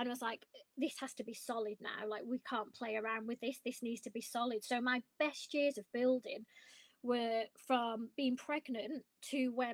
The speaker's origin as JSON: {"language": "English", "town": "Blackpool", "region": "North West England", "country": "United Kingdom", "said": "I'm from Blackpool"}